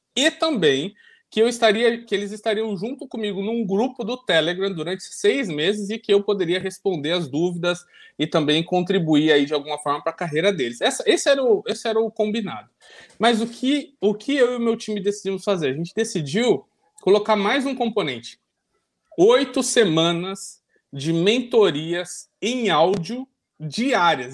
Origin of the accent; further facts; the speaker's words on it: Ilha Solteira, São Paulo, Brazil; minha mãe fala que eu nasci em ilha solteira